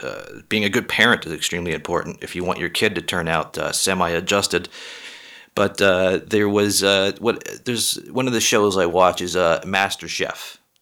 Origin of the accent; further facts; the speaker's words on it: just outside of Boston, Massachusetts, United States; I was born and raised just outside of Boston